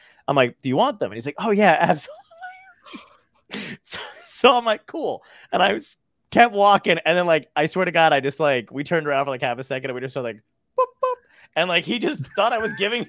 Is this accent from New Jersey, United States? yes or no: yes; New Jersey, United States; moved away; I grew up in Jersey